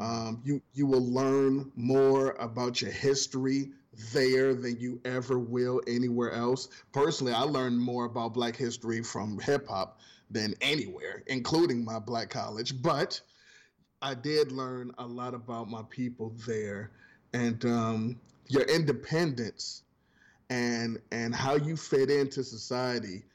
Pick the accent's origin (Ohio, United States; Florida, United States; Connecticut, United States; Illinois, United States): Ohio, United States; I'm coming from Ohio